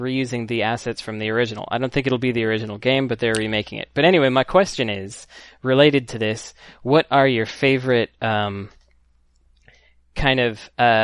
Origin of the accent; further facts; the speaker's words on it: Berkeley, California, United States; I was born in Berkeley, California.